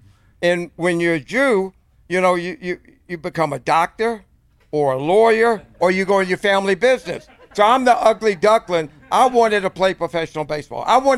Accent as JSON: {"language": "English", "region": "Georgia", "country": "United States", "tie": "born or raised there", "moved": "yes", "said": "I grew up in the South."}